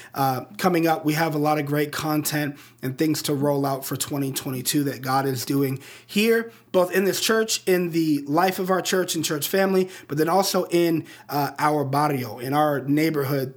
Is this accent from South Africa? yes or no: no; Colorado Springs, Colorado, United States; the Rocky Mountains of my hometown in Colorado Springs